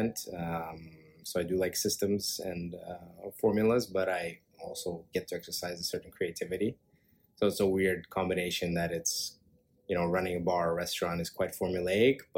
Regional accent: Montreal, Quebec, Canada; now in Toronto, Canada; I was raised in Montreal

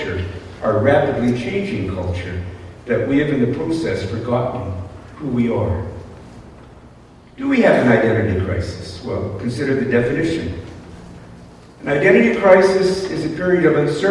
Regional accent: United States; moved away; I'm an American, unless my accent betrays

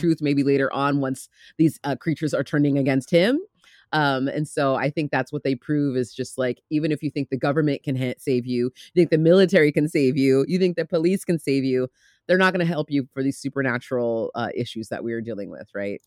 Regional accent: United States; I'm American

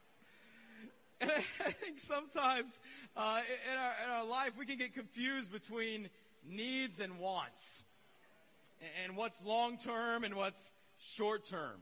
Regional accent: Georgia, United States; I'm from Georgia

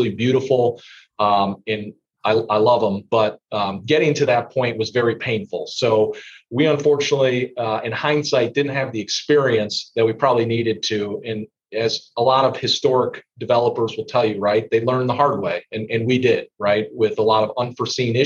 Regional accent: Indiana, United States; my home state of Indiana

